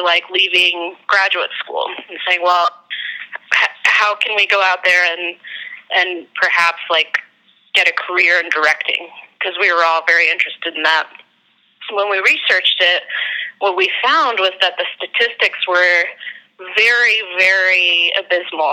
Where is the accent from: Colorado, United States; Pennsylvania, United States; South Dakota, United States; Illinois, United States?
Colorado, United States; Denver; moved away; also born or lived in San Francisco; I'm from Denver, Colorado.